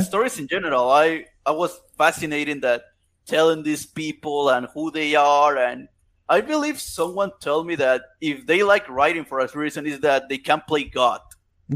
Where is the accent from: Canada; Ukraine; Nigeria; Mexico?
Mexico; Chiapas; English is a second language; I'm from Chiapas, Mexico